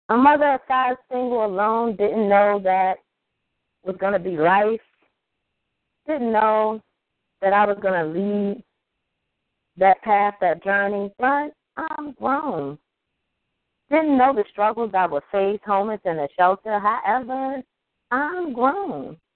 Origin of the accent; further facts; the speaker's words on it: Baltimore, Maryland, United States; Hey, I'm from Baltimore.